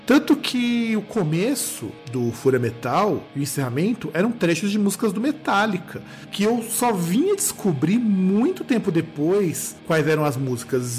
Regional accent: Brazil; para nós como brasileiros

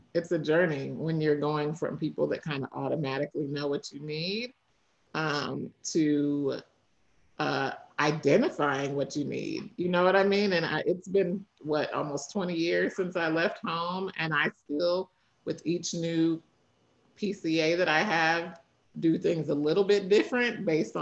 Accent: Kentucky, United States; moved away; also born or lived in Tennessee / Washington, D.C.; I grew up in Kentucky.

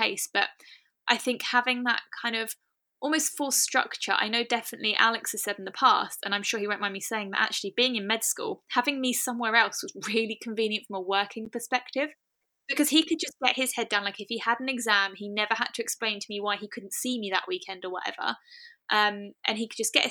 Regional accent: United Kingdom; We're both British

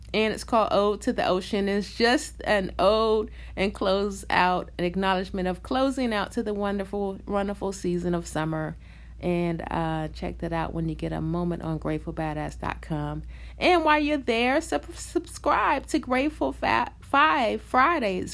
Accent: New York, United States; I'm from New York

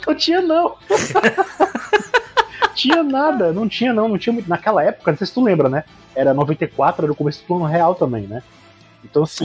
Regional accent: Fortaleza, Ceará, Brazil; sou do Ceará, né, aqui em Fortaleza

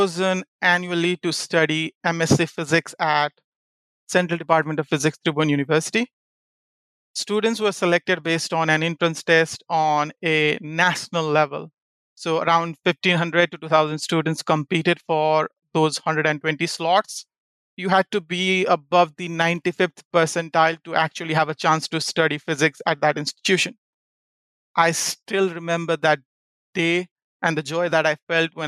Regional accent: Kathmandu, Bagmati, Nepal; moved away as an adult; also born or lived in Louisiana, United States; now in United States; it took about 52 hours for me to get from Kathmandu, Nepal to Louisiana

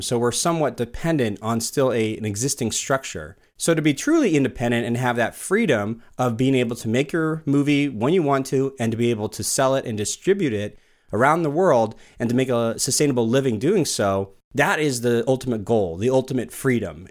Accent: California, United States; now in Portland, United States; I grew up in California

